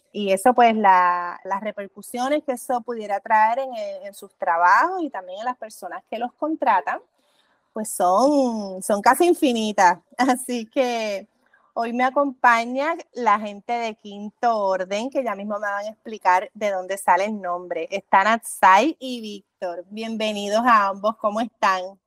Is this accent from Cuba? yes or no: no; Puerto Rico; mi experiencia como puertorriqueña